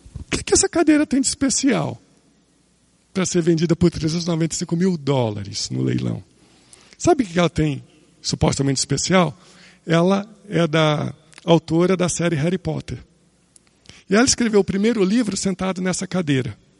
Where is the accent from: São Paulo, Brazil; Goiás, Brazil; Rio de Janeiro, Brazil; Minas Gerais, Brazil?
Rio de Janeiro, Brazil; Eu nasci no Rio de Janeiro